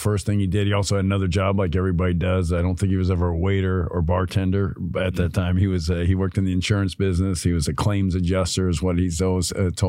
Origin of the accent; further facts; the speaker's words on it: Los Angeles, California, United States; also born or lived in Burbank / Bronx, New York; I grew up in Hollywood, L.A. North Hollywood was what it was called when I grew up